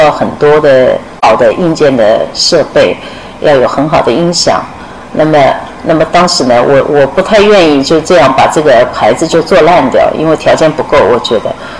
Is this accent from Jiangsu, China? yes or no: yes; Wuxi, Jiangsu, China; born there; 我的爸爸是苏州人，所以我的籍贯一直写的是苏州，但我出生在无锡，所以一一一半苏州，一半无锡，哎，是这样的。